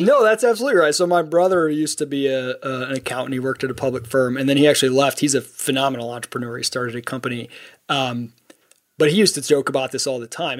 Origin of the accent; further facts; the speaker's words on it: Midwest, United States; the kind of people I grew up with in the Midwest